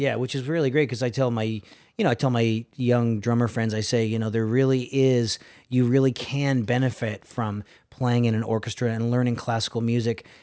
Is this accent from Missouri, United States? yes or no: no; Milford, Connecticut, United States; moved away; I was living in, uh, Milford, Connecticut. I'm originally from New England